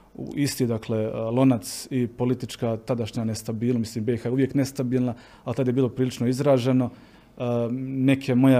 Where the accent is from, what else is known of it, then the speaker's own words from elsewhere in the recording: Ljubuški, Federation of Bosnia and Herzegovina, Bosnia & Herzegovina; also born or lived in Mostar; now in Graz, Austria; ja sam odrastao u Ljubuškom, odrastao sam s Franjevcima